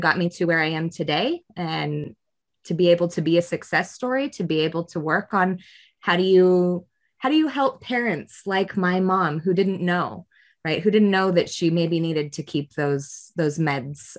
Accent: Spokane County, Washington, United States; I grew up in Spokane County, and I grew up as an at-risk

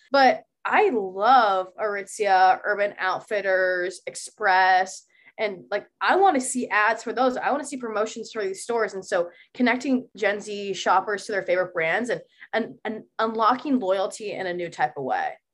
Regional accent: Columbus, Ohio, United States; now in Boston, United States; I am from Columbus, Ohio, and I promise you, it's way more than just farmland

